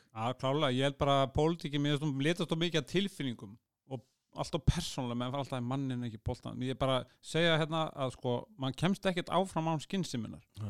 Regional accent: Iceland; ég er Európabúi, ég er Norrlandabúi, ég er Íslendingur

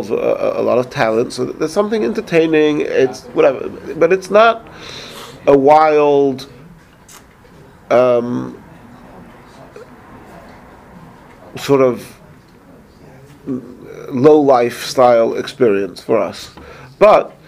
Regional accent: England, United Kingdom; moved away; I grew up in England

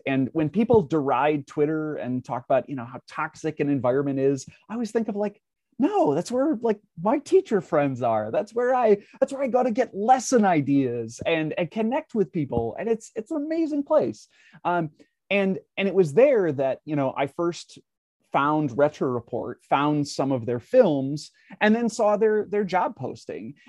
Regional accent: Minnesota, United States; now in Wisconsin, United States; I live in Wisconsin, but I, I grew up in Minnesota

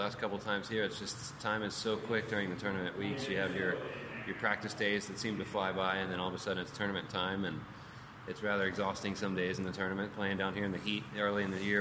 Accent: Philadelphia, Pennsylvania, United States; moved away; I'm from Philadelphia, Pennsylvania originally

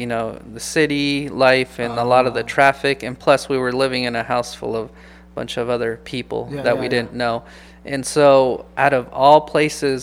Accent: Los Mochis, Sinaloa, Mexico; moved away; I was actually born in Mexico. So shout out to all my people from Sinaloa, you know. And I was born in Los Mochis, Sinaloa.

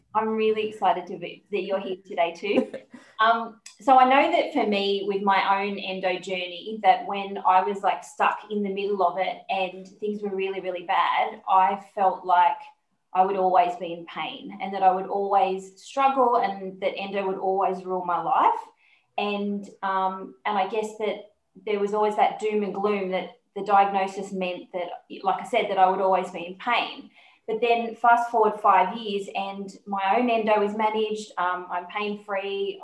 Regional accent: Sydney, New South Wales, Australia; I'm from Sydney

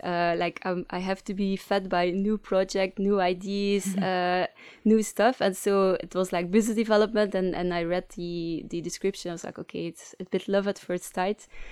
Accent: Leuven, Flanders, Belgium; accent: Flemish English; English is a second language; moved away as an adult; now in Ghent, Belgium; I'm from Leuven, but, uh, currently living in, uh, Ghent

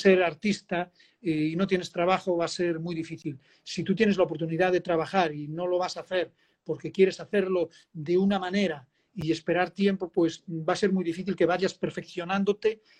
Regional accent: Spain; now in Dominican Republic; como español poder hacer un reflejo en un documental

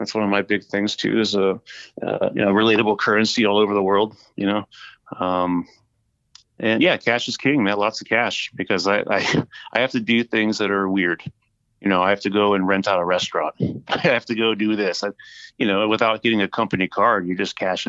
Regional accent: California, United States; I'm from California

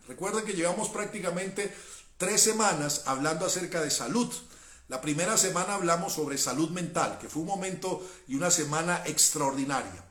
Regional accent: Cali, Valle del Cauca, Colombia; yo soy caleño

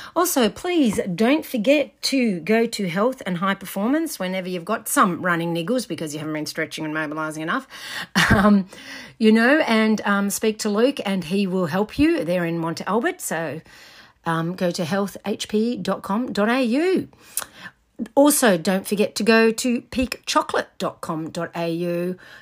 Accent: Scotland, United Kingdom; now in Australia; I'm Scottish.

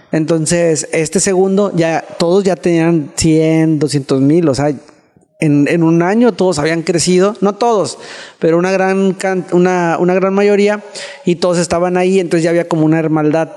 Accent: Mexico; estaba pasando como buen mexicano

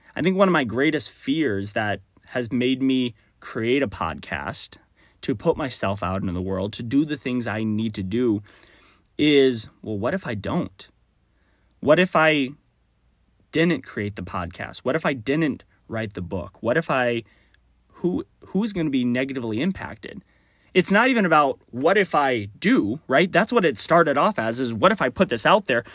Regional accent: Texas, United States; accent: Southern; now in Minnesota/Wisconsin area, United States; I grew up in Texas

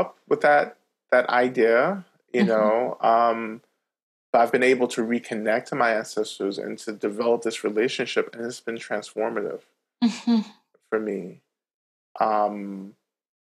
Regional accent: North Georgia, United States; I grew up in Georgia, North Georgia, on Cherokee land

